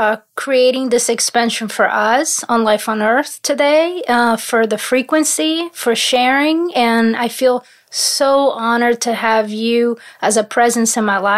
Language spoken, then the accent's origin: English; Paris, Île-de-France, France; My father is from Paris. I have family in Paris. So I grew up in Paris a lot.